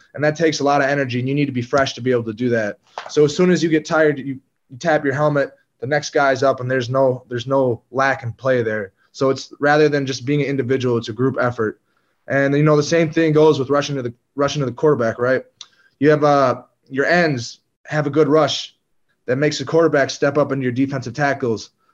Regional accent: Green Bay, Wisconsin, United States; my hometown team, Green Bay.

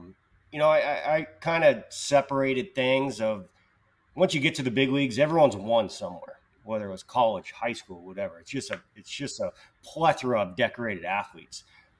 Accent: Petaluma, California, United States; Petaluma, California, 707. Petaluma, area

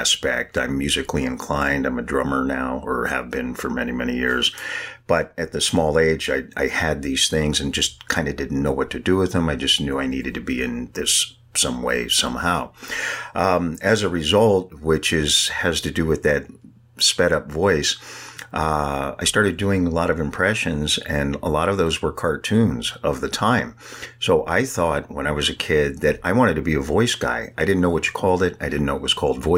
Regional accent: San Francisco, California, United States; I'm born and raised in San Francisco, and I mean really in San Francisco

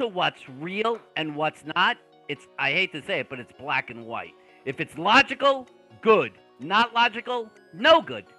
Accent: Long Island, New York, United States; accent: Brooklyn; I'm actually from Long Island, but I have the most extreme Brooklyn accent

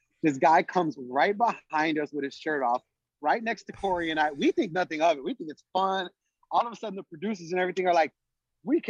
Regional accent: Chicago, Illinois, United States; I'm from Chicago, Humboldt Park, Puerto Rican, born and raised

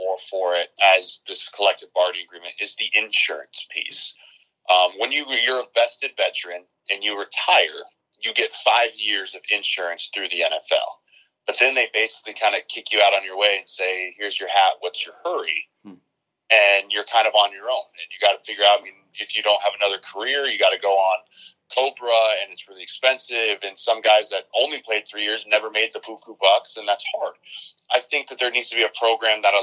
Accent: Colorado, United States; moved away; also born or lived in Nebraska; I'm from Colorado

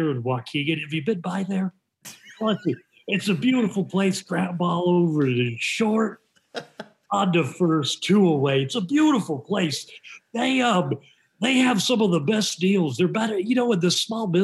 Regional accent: Canada; growing up in Canada

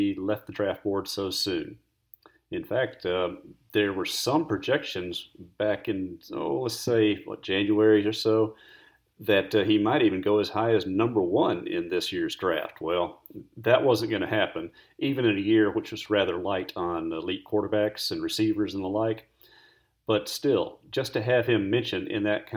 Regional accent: Jones County, Mississippi, United States; a fellow Free State man

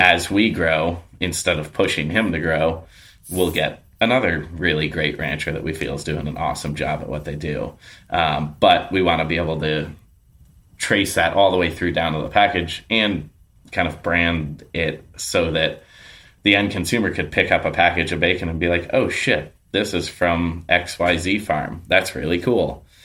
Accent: New York, United States; now in Portland, United States; I grew up in New York

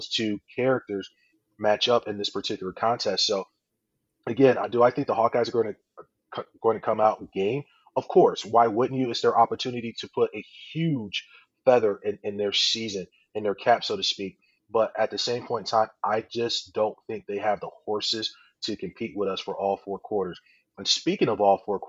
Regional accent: Chicago, Illinois, United States; moved away; I'm from the Chicago area originally myself

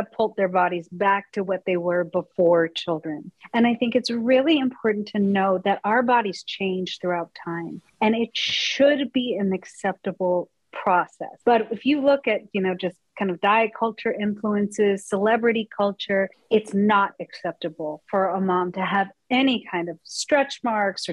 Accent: Colorado, United States; I grew up in Colorado

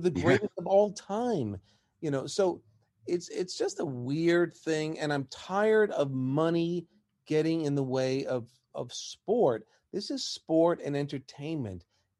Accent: New York, United States; growing up in New York

